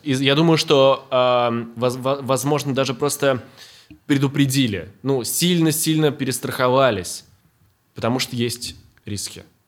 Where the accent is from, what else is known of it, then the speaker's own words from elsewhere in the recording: Orenburg, Orenburg Oblast, Russia; я всю жизнь в России. Я с первого года жизни, да, в Оренбурге мы переехали, когда мне был год.